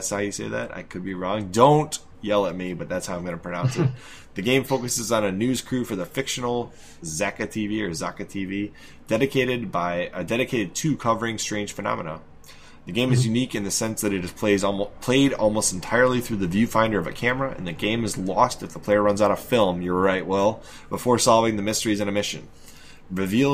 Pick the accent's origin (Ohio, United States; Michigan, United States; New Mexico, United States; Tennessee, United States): Michigan, United States; I'm from Michigan